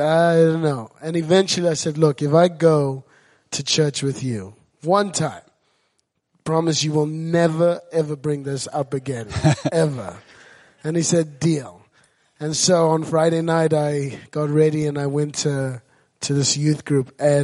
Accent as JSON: {"language": "English", "country": "Zimbabwe", "tie": "born or raised there", "moved": "yes", "said": "I grew up in Zimbabwe, and I was at an orphanage"}